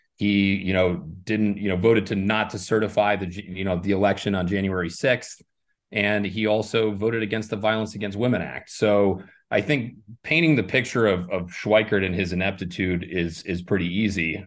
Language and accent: English; Ireland; now in Arizona, United States; I was born in Ireland